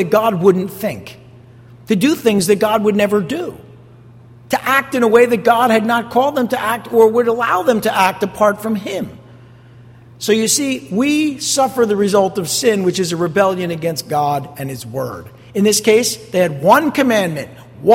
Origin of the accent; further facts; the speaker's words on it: East Rutherford, New Jersey, United States; also born or lived in Passaic, New Jersey / New York City; I grew up right across the river in East Rutherford